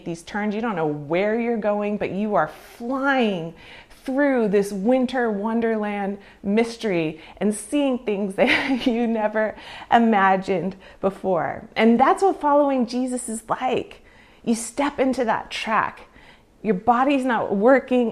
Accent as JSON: {"language": "English", "region": "California", "country": "United States", "tie": "born or raised there", "also_born_or_lived": "Canada", "moved": "as an adult", "said": "growing up in California"}